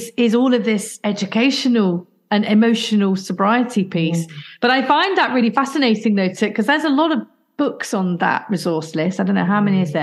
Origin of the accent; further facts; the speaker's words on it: Midlands, United Kingdom; I'm from the Midlands area